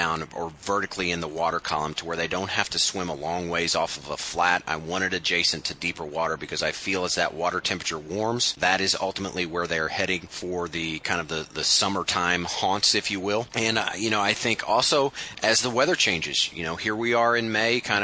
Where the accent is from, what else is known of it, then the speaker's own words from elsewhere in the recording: Midwest, United States; being from kind of the Midwest